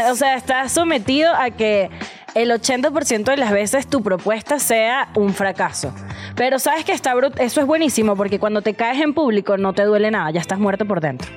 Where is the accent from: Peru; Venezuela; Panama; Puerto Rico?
Venezuela; moved away as an adult; now in Mexico; soy venezolana, por si notaron mi acento